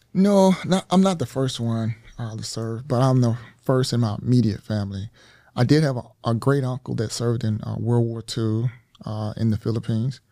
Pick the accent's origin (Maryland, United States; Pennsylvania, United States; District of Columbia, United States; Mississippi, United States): Mississippi, United States; moved away as an adult; I was born and raised in, uh, the state of Mississippi